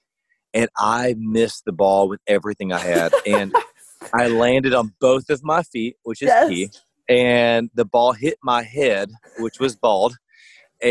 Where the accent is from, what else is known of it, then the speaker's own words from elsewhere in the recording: Southeast Arkansas, United States; I grew up in Southeast Arkansas, so Louisiana was 9 miles away from me